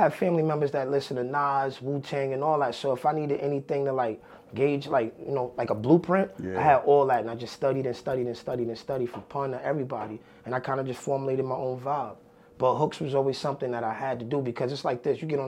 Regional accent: New York City, New York, United States; I'm from the South Bronx. I'm really Southeast Bronx, more so the Soundview area

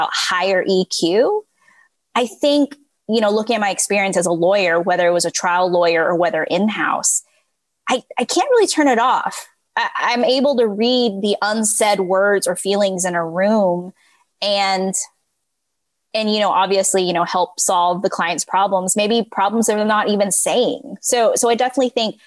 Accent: California, United States; moved away; also born or lived in Texas; I grew up in California before moving to Texas.

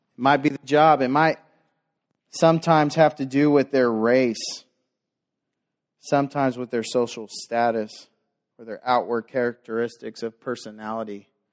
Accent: Dallas, Texas, United States; growing up in South Dallas

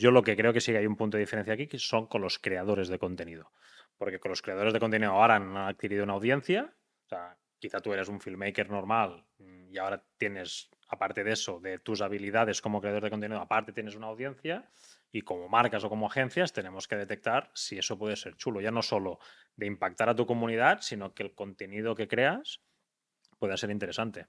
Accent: Tarragona, Catalonia, Spain; now in Girona, Spain; Tarragona, que es de donde soy yo

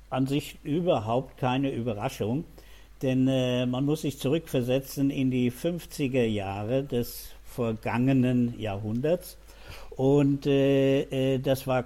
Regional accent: Wiesbaden, Hesse, Germany; groß geworden in Wiesbaden-Biebrich, genau am Rhein, 20 Meter entfernt. Da fließt der Rhein vorbei, ja, in meinem Elternhaus.

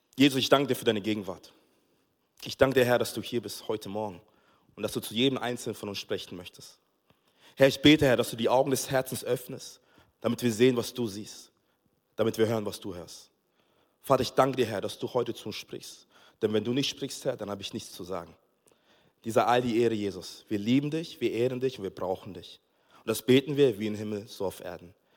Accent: Nuremberg, Bavaria, Germany; also born or lived in Togo; ich bin in Nürnberg aufgewachsen

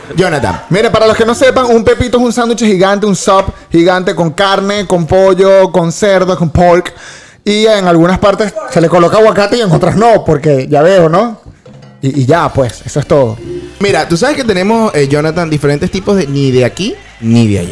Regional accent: Valencia, Carabobo, Venezuela; moved away as an adult; now in United States; Yo soy de Valencia

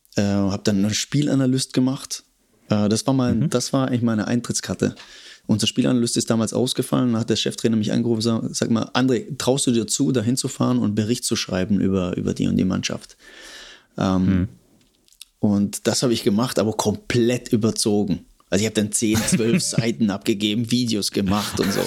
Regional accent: Stuttgart, Baden-Württemberg, Germany; moved away as an adult; also born or lived in Cologne; Komme ursprünglich aus Stuttgart. Ähm, habe da ah, Schule okay. und alles gemacht

